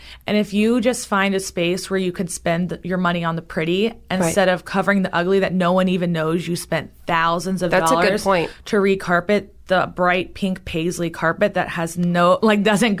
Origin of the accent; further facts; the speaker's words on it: Key West, Florida, United States; moved away as an adult; now in Tampa, United States; I am from Key West, and that's, like, the number one wedding destination over Vegas in the country.